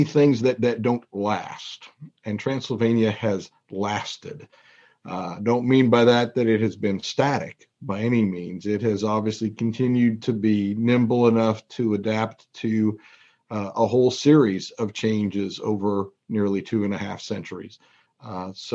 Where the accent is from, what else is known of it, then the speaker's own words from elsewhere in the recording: Toronto, Ontario, Canada; moved away as an adult; also born or lived in North Carolina; now in Lexington, United States; I grew up in Toronto, Canada